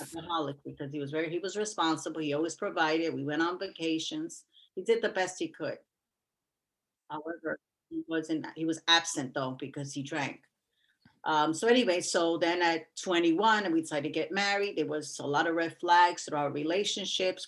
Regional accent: New York City, New York, United States; also born or lived in Queens; I was raised in the Bronx

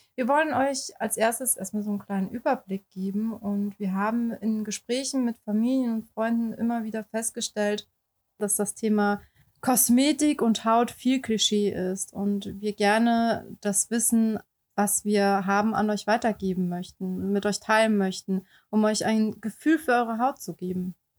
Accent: Baden-Württemberg, Germany; moved away as an adult; also born or lived in Heidelberg / Oldenburg; now in Hamburg, Germany; komme gebürtig aus Baden-Württemberg

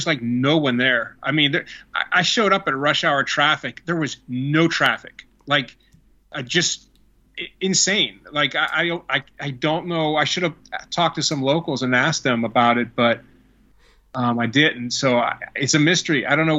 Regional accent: Pittsburgh, Pennsylvania, United States; I'm 2 hours away because I grew up in Pittsburgh. That's only a 2-hour drive home.

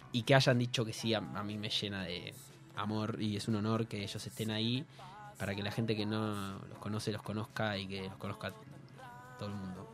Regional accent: Buenos Aires, Argentina; Colan es el barrio donde viví casi toda mi vida, hasta los 73, 24 que me fui de la casa de mi madre

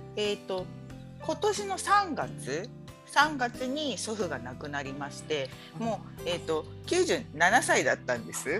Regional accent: Kagoshima, Japan; now in Aira, Japan; 私鹿児島市の出身で

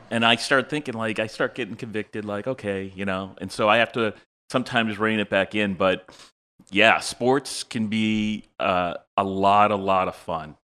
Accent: Cleveland, Ohio, United States; also born or lived in Massachusetts; I grew up in Cleveland, so I was always Indians, Cavs, Browns

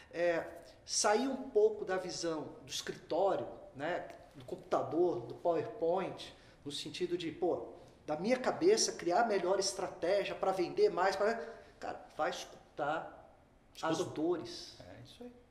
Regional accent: Rio Grande do Sul, Brazil; eu como um bom gaúcho já ia resolver um problemão.

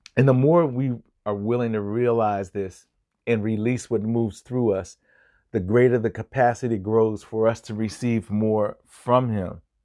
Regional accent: Chester, Pennsylvania, United States; my hometown of Chester, uh, Chester, Pennsylvania

